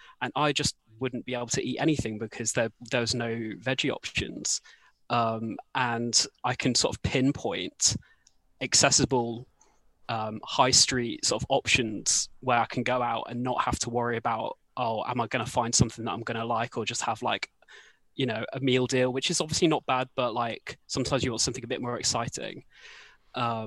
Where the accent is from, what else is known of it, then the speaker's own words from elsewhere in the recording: Gloucestershire, South West England, United Kingdom; we're both from Gloucestershire as well